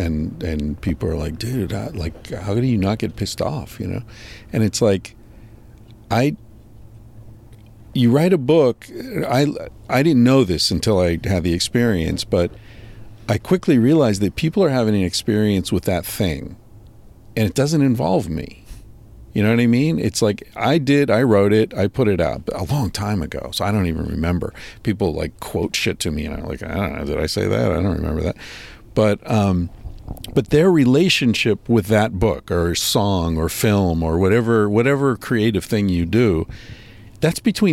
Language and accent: English; United States; moved away as an adult; also born or lived in Barcelona, Spain; I left the States when I was in my early 20s and lived overseas my whole life until like a year and a half ago.